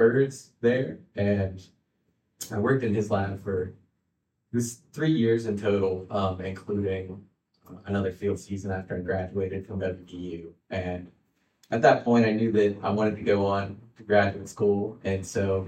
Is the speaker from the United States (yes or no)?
yes; Elkins, West Virginia, United States; I grew up in Elkins